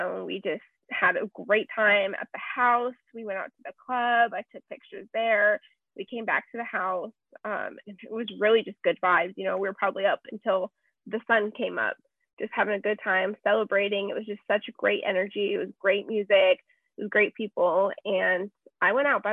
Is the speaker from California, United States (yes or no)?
no; Las Vegas, Nevada, United States; moved away as an adult; now in Arizona, United States; growing up in Vegas, you know, I'm not new to the party scene